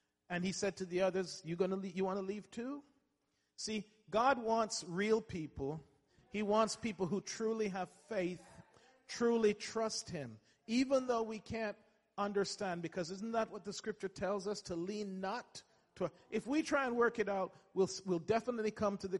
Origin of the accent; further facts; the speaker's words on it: England, United Kingdom; I went to school and I grew up in England